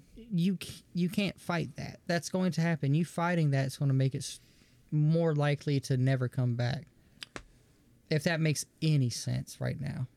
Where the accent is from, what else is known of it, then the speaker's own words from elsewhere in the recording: the South, United States; growing up in the South